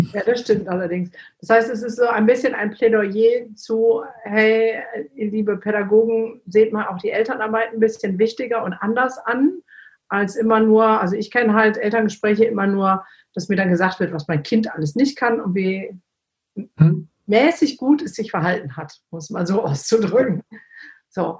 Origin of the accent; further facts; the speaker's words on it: the Ruhr area, North Rhine-Westphalia, Germany; moved away; ich komme ja eigentlich auch aus dem Pott